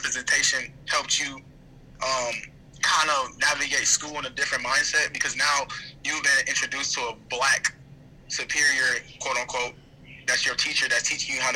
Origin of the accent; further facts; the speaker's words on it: Indiana, United States; now in Atlanta, United States; me growing up in Indiana, it was totally different from being down here